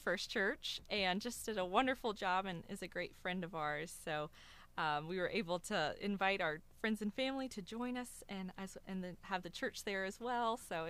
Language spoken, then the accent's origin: English; Loveland, Ohio, United States; So I grew up in Loveland in Cincinnati.